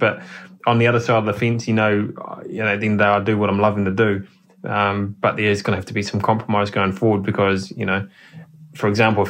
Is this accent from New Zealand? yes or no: yes; New Zealand; It's you, as a Kiwi driver, you just cannot be in a WRC.